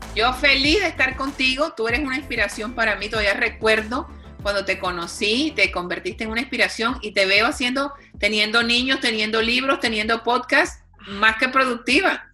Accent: Cartagena, Bolívar, Colombia; de Cartagena, Colombia, de donde soy yo

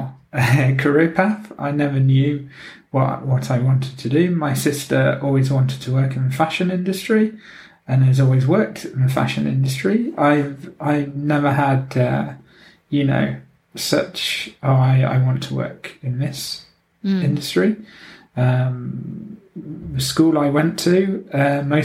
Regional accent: Nottingham, East Midlands, United Kingdom; also born or lived in Oxford / London / Luton / Prague; now in Gothenburg, Sweden; originally I'm from Nottingham in England

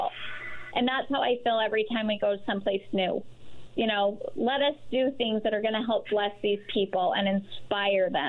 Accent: Salt Lake City, Utah, United States; I'm from Salt Lake and we started there.

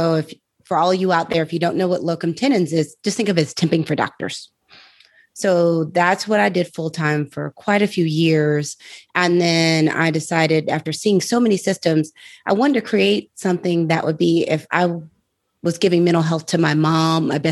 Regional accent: St. Louis, Missouri, United States; now in Atlanta, United States; I'm originally from St. Louis, Missouri

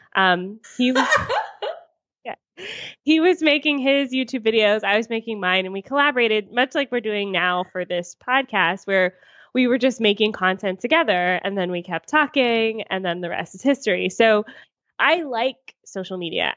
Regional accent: United States; moved away as an adult; also born or lived in Atlanta, United States; now in Toronto, Canada; I'm American and I lived in Atlanta at the time

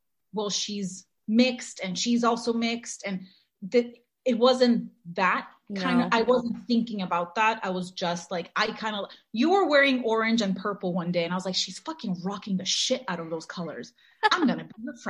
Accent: Mexico City, Mexico; moved away; we grew up in Mexico, and we weren't growing up in Mexico in like the nicest times Mexico City has ever seen

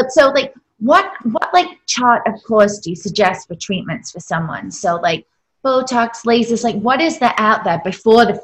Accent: England, United Kingdom; moved away; Growing up in England to a minimal sun

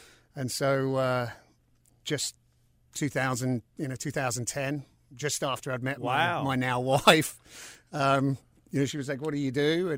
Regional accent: South East England, United Kingdom; moved away as an adult; also born or lived in London; now in United States; I'm originally from England. To London and the southeast. Moved to the States in 2004, so coming up for 20 years.

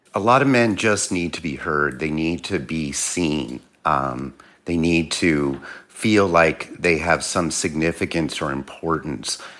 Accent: Philadelphia, Pennsylvania, United States; moved away; I'm originally from Philly

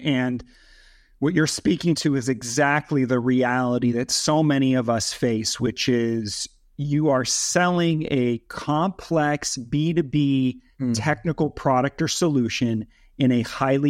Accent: Los Angeles, California, United States; also born or lived in Switzerland; I grew up in Switzerland as a kid for the first 9 years. And was like a third culture kid. So we were like the expats living in Switzerland. Mm-hmm. And it was only when I was 9 that we moved to Los Angeles.

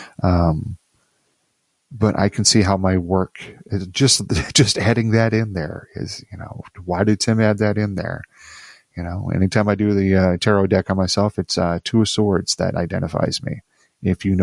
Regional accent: Midwest, United States; now in Virginia, United States; I'm from the Midwest, so we have a certain way about us that we're shucks.

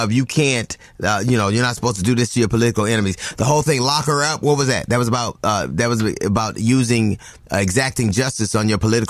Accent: Los Angeles, California, United States; I grew up in South Central LA, and I don't know one person with 80 felonies.

